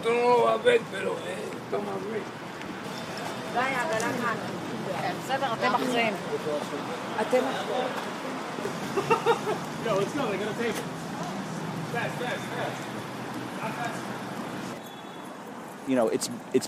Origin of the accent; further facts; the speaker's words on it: Suffolk County, Long Island, New York, United States; I'm from Suffolk County